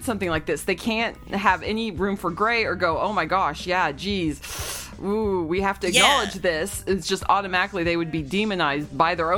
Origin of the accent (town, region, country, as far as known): Arkansas, United States; born or raised there